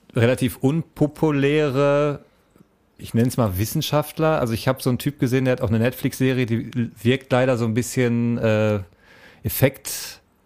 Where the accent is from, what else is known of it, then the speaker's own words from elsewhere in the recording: Essen, North Rhine-Westphalia, Germany; accent: Ruhrpott (Ruhr German); Ich bin ein Essener Jung